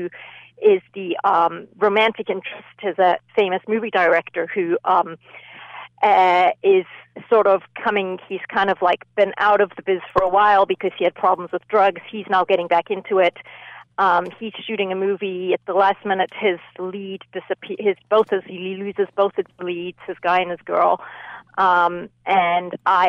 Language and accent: English; Zimbabwe; moved away; I grew up in Zimbabwe. And yes, grew up, spent my childhood there